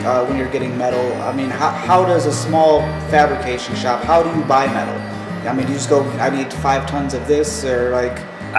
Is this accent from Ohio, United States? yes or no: yes; Cleveland, Ohio, United States; we're from Ohio, so we see farms. We're from Cleveland, though. So, like, it's city enough that you're like, you have to drive a little bit to see a farm.